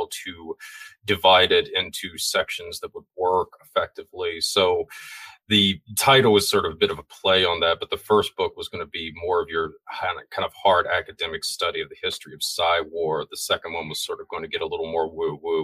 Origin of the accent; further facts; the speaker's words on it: Florida, United States; I'm from Florida